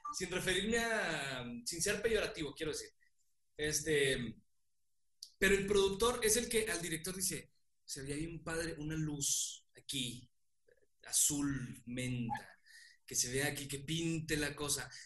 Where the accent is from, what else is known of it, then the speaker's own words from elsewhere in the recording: Mexico; Somos mexicanos, somos mexicanos